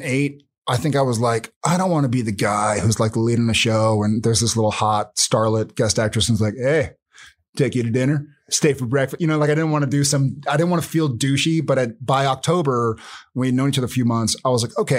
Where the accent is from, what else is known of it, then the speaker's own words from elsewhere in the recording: San Antonio, Texas, United States; moved away; I grew up in San Antonio